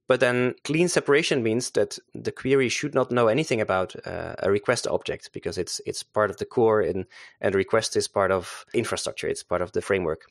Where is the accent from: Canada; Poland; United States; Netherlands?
Netherlands; also born or lived in Zeist; I'm a Dutch guy. Uh, so I'm from Holland. Uh, I live here in, uh, Zeist with, uh, my family.